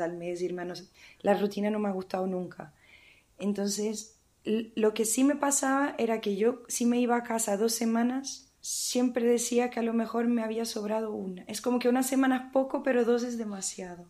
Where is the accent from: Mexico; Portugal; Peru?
Portugal; moved away; yo soy de Portugal